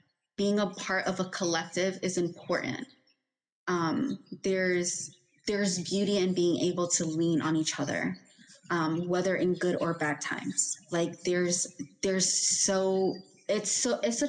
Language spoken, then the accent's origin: English; New York, United States; we were raised in New York